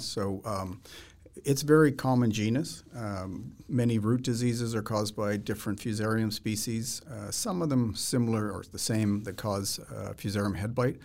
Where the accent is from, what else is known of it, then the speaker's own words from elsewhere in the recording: Manitoba, Canada; now in Saskatchewan, Canada; When I was a kid growing up in Manitoba